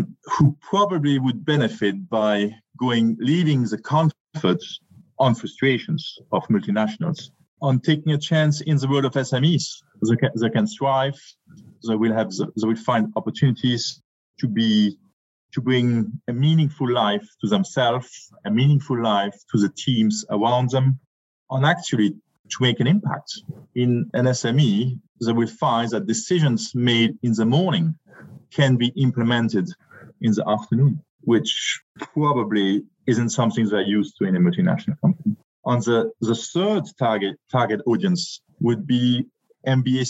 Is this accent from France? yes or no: yes; France; moved away; also born or lived in Germany / United Kingdom; I'm French, German by blood, a British heart